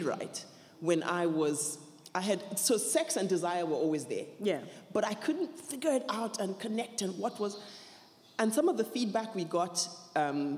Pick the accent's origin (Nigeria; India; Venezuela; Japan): Nigeria; I was growing up in Nigeria